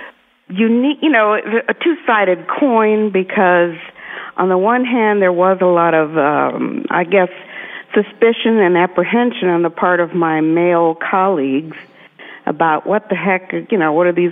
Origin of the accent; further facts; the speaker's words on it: Miami, Florida, United States; moved away as an adult; now in Tennessee, United States; I was born in Miami, in Miami Shores